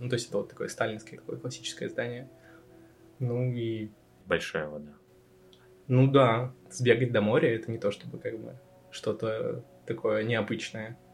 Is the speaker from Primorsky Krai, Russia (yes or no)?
yes; Vladivostok, Primorsky Krai, Russia; moved away as an adult; also born or lived in Naberezhnye Chelny; now in Riga, Latvia; я считаю, что я из Владивостока, хоть я там не родился